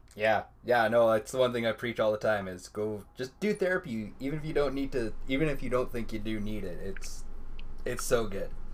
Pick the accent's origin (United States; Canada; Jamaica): Canada